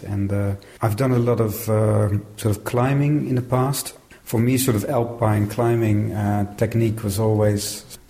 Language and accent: English; Netherlands; I'm from the Netherlands